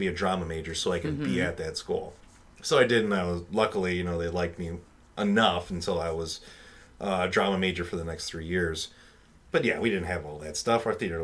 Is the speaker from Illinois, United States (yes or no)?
yes; Chicago, Illinois, United States; I'm from Chicago, and all the schools here are shit for the most part